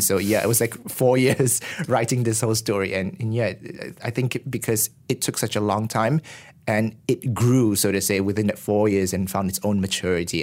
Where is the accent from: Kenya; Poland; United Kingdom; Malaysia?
Malaysia